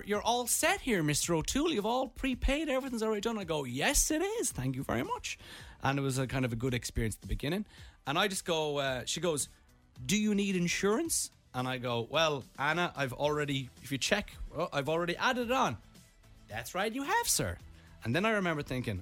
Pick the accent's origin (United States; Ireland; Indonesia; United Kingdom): Ireland; We're from Ireland.